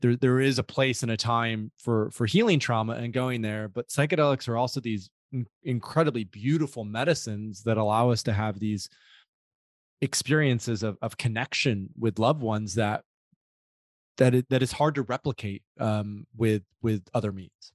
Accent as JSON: {"language": "English", "town": "Grand Rapids", "region": "Michigan", "country": "United States", "tie": "born or raised there", "said": "I grew up in West Michigan, uh, a suburb in a suburb of a, a city called Grand Rapids"}